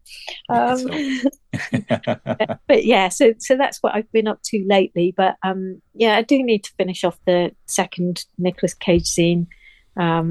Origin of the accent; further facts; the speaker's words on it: Nottingham, East Midlands, United Kingdom; moved away; I come from Nottingham, as you know, and I need to go and see my family at some point